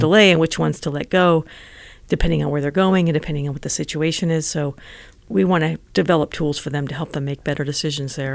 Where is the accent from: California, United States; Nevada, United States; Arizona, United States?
Nevada, United States; Las Vegas; now in Silicon Valley, United States; I grew up in Nevada. I was born in Las Vegas